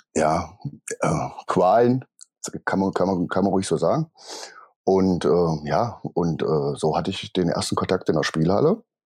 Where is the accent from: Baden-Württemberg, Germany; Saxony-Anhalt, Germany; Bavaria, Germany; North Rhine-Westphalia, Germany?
Saxony-Anhalt, Germany; Magdeburg; bin geboren in Magdeburg